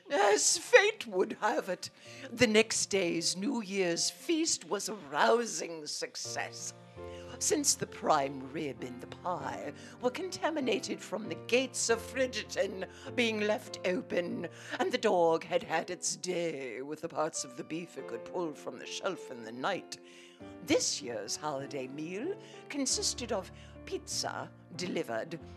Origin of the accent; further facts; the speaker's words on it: Chicago, Illinois, United States; being a Chicagoan